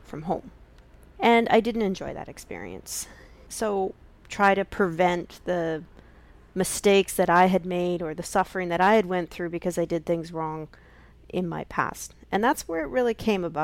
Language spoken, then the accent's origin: English; Canada; accent: Canadian; also born or lived in Alberta, Canada / Saskatchewan, Canada; my roots are in Canada, if you can tell from my accent.